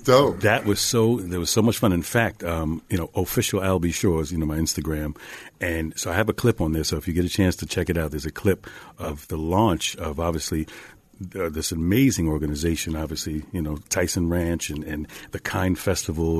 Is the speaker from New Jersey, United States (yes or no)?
no; Mount Vernon, New York, United States; I'm this kid from Mount Vernon, from up the street, right outside of the Bronx